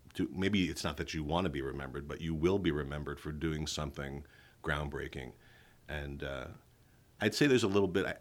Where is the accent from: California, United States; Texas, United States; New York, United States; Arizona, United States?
New York, United States; New York City; moved away; also born or lived in Westchester County, New York; I was born and raised in East Flatbush, Brooklyn, the youngest of three sons. Okay. And uh, we moved to the suburbs when I was in elementary school